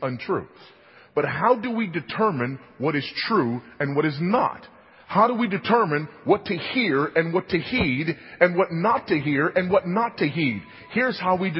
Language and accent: English; California, United States; moved away; my home state of California